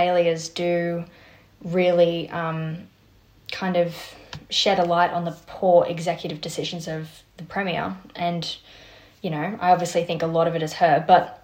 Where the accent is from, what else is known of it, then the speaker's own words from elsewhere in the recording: New South Wales, Australia; I'm from New South Wales